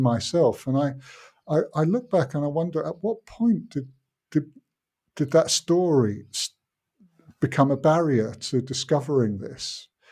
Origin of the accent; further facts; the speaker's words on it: United Kingdom; now in Finland; I grew up in Britain, but my father wasn't British.